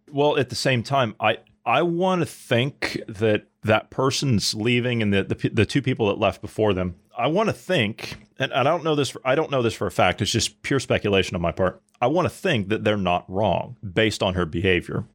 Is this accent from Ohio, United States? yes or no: yes; Ohio, United States; I grew up in Ohio